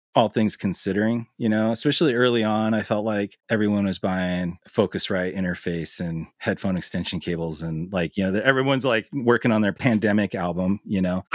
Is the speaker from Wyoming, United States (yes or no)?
no; Billings, Montana, United States; also born or lived in Los Angeles / Missoula; I was born in Billings and I've lived in multiple cities around the state. I had a stint in L A right after high school, and other than that, I've lived in Montana my entire life.